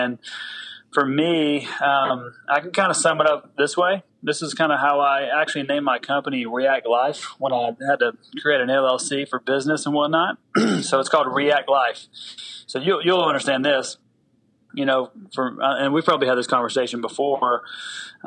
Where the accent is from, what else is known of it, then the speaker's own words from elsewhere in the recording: Tennessee, United States; I do have an accent. I'm from the South. So I grew up in the South in Tennessee